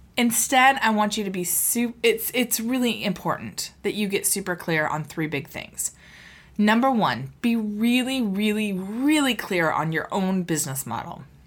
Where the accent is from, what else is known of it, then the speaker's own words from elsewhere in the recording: Seattle, Washington, United States; I'm from Seattle. I was born and raised here.